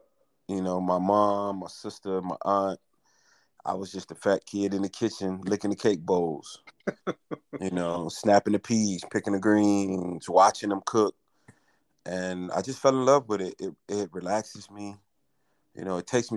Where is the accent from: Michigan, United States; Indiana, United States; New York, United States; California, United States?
Michigan, United States; Detroit; moved away as an adult; born and raised in Detroit, Michigan.